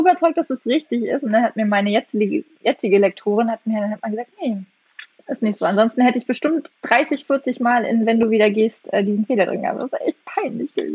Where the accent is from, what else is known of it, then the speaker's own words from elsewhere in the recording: East Germany, Germany; also born or lived in West Berlin; now in Berlin, Germany; ich bin ja im Osten groß geworden